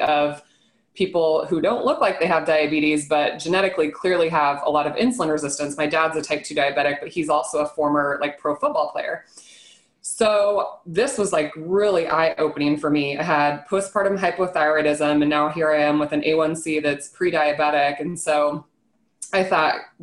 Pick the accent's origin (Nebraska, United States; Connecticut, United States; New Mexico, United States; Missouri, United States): Nebraska, United States; I'm born and raised in Nebraska